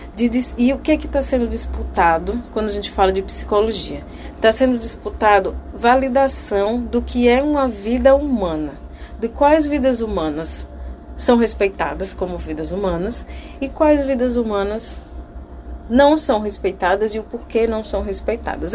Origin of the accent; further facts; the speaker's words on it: Brazil; also born or lived in Alagoas; nós nascemos no Brasil